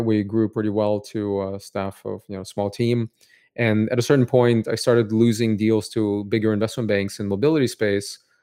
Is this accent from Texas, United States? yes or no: no; Cupertino, California, United States; also born or lived in Odessa, Ukraine / San Francisco; I grew up in Cupertino, California